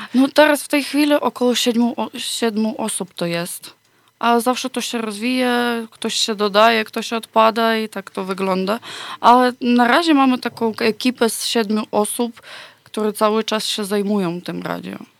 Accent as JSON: {"language": "Polish", "country": "Ukraine", "second_language": "Polish", "moved": "as an adult", "lives_now": "Poland", "said": "u nas na Ukrainie"}